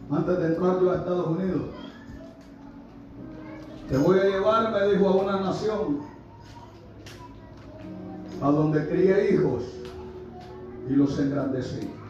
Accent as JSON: {"language": "Spanish", "country": "Honduras", "said": "de mi tierra Honduras, al menos que sea de allá de Santa Rosa de Copamba"}